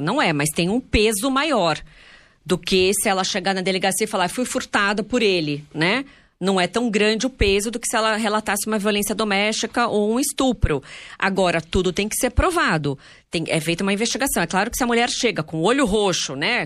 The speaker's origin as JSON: {"language": "Portuguese", "town": "Santos", "region": "São Paulo", "country": "Brazil", "said": "a gente é de Santos"}